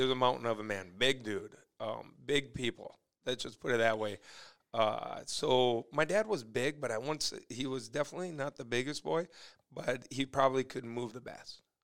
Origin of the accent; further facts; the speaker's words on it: Sartell, Minnesota, United States; also born or lived in Gilman, Minnesota; we moved off a little hobby farm in Gilman when I was eight months old. So for me, it was always Sartell